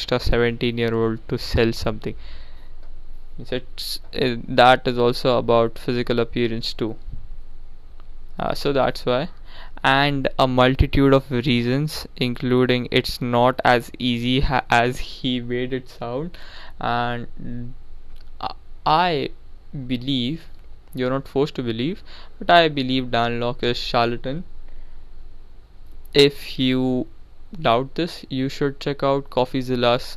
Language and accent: English; India; now I'm from India